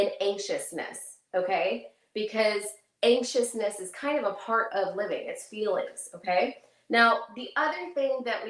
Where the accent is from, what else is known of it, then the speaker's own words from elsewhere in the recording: McKinney, Texas, United States; I am from McKinney, Texas.